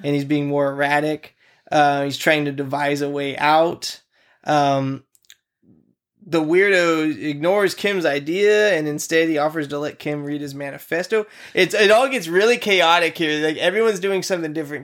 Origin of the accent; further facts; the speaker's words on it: United States; I'm an American male